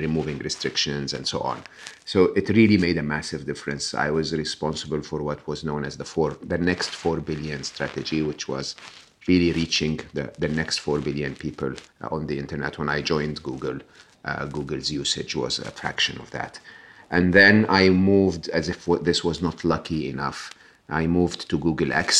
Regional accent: Egypt; moved away; I'm born and raised in Egypt, educated in public school, public university in Egypt

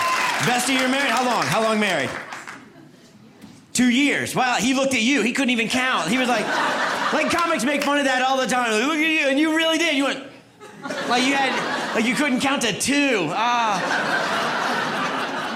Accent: North Carolina, United States; now in New York City, United States; I'm originally from North Carolina

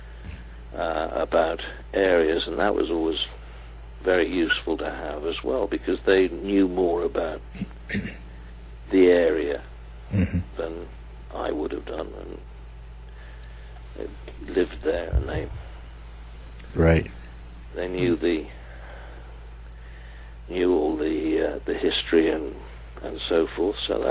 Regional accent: Cardiff, Wales, United Kingdom; having been born and bred in Cardiff

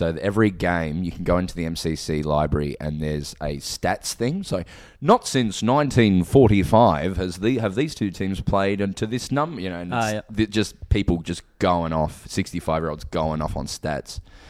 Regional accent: Melbourne, Victoria, Australia; also born or lived in Adelaide, South Australia; so I'm from Melbourne

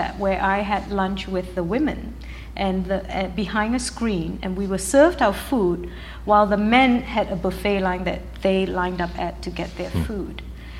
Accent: Malaysia; also born or lived in United Kingdom / United States; now in Canada; I'm actually British by birth. My father was in the army, and he studied at Sandhurst Military Academy in England. Malaysian by upbringing, that's the Asian part of me. American by education, and now I'm Canadian by citizenship.

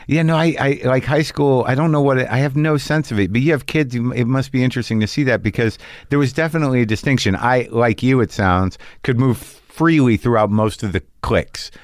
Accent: New Mexico, United States; I grew up in New Mexico

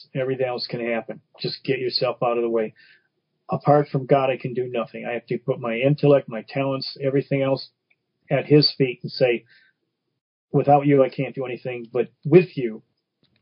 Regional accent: Detroit, Michigan, United States; growing up in Brightmoor section of Detroit

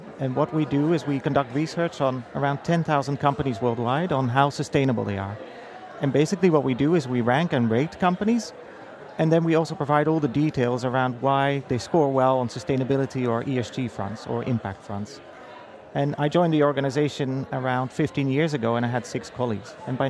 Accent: Amsterdam, North Holland, Netherlands; now in United States; So my history really starts in Amsterdam. So I moved from the Netherlands to the US around 6 years ago.

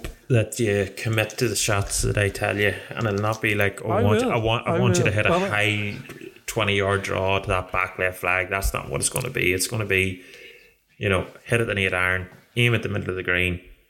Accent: Ireland; as Irish people

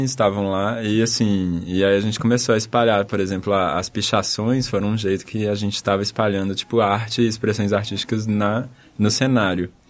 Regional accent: Brazil; porque a gente é brasileiro

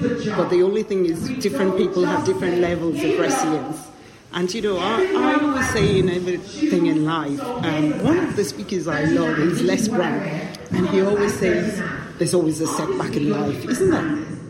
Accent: Ireland; born there; I was born in Ireland in the 60s, and I came back, relocated back to Ireland to live with my family.

